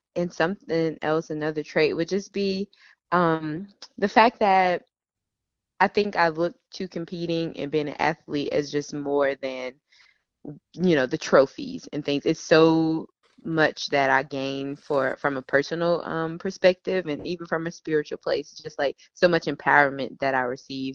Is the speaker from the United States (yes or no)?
yes; Memphis, Tennessee, United States; now in Charlotte, United States; I am originally from Memphis, Tennessee, born and raised, and um, I currently live in Charlotte, North Carolina